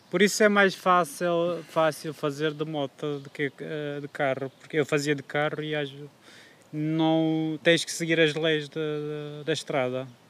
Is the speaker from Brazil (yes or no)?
no; Kurdistan, Turkey; Portuguese is a second language; moved away as an adult; now in Aveiro, Portugal; eu sou do Kurdistão, mas como ainda não é um país independente, oficialmente eu sou da Turquia